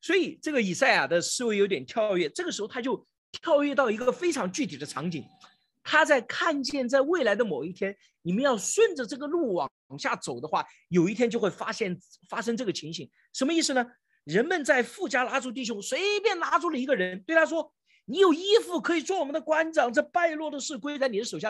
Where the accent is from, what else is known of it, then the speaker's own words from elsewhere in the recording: China; 我们中国人